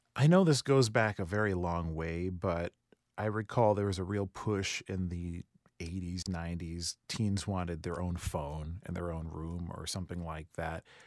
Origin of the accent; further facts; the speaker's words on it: Rancho Cucamonga, California, United States; For high school me growing up in Rancho Cucamonga, shout out Rancho